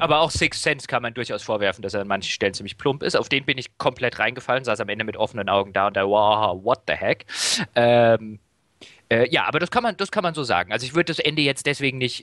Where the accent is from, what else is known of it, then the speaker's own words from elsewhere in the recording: Germany; als Deutscher